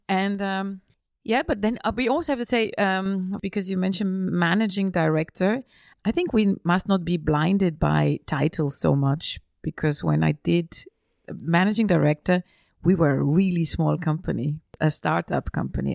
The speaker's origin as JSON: {"language": "English", "town": "Feldkirch", "region": "Vorarlberg", "country": "Austria", "tie": "born or raised there", "also_born_or_lived": "Vienna / Milan / London", "moved": "as an adult", "said": "I was, uh, raised and born in, in Austria, uh, just on the border to Switzerland"}